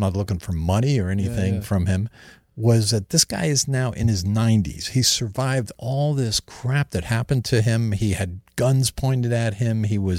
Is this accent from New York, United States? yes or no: yes; New York, United States; also born or lived in New Jersey; I grew up in New York and New Jersey when my stepdad and mother divorced.